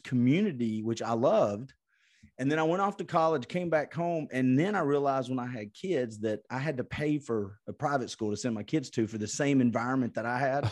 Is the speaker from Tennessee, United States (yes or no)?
yes; Chattanooga, Tennessee, United States; Chattanooga, Tennessee